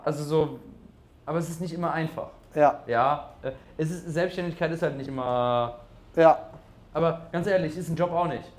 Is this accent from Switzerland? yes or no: no; Germany; Meine ich so, Deutschland